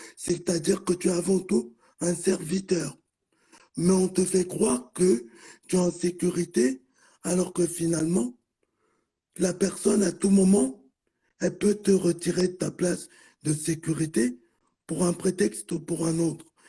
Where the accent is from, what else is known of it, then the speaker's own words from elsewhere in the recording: France; je suis né ici en France